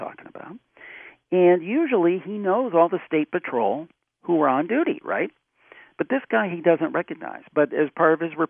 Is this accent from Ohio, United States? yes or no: yes; Cleveland, Ohio, United States; That's my hometown, Cleveland